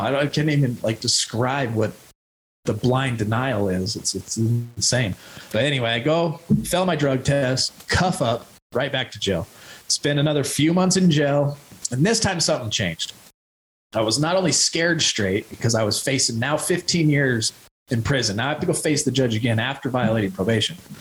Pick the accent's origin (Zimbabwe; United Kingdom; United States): United States; Ogden, Utah; I was born here in Ogden, Utah, uh, 1979.